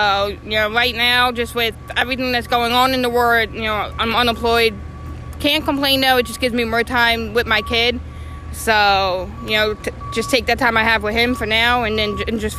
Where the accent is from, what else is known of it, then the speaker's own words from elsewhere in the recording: Absecon, New Jersey, United States; I'm from Absecon